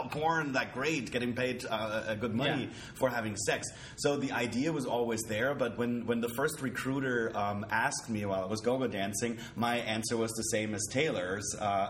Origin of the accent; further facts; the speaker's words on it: Germany; now in Los Angeles, United States; That's a German word because originally I'm from Germany.